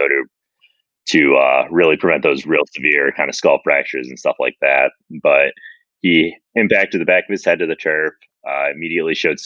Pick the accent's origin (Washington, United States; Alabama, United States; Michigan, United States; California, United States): Michigan, United States; born and raised in Michigan